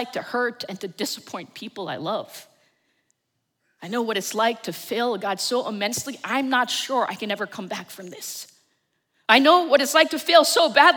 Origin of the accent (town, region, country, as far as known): New Jersey, United States